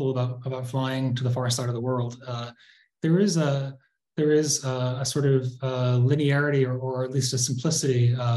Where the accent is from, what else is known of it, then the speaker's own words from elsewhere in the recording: Pittsfield, Massachusetts, United States; moved away; Pittsfield, my hometown